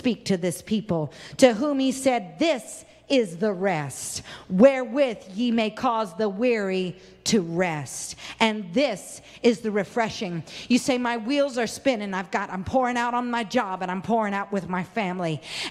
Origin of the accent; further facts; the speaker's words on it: Arkansas, United States; I was born in Arkansas